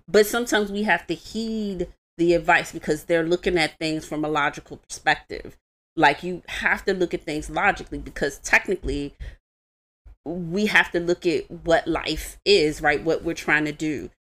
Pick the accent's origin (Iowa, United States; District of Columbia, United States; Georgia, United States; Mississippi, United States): District of Columbia, United States; Washington; I was raised in Washington, D C